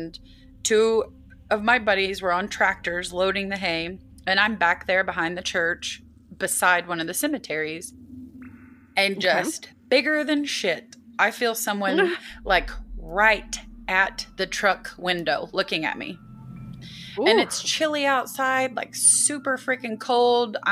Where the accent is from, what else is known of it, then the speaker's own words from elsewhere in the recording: United States; as an American and as someone who lived in a state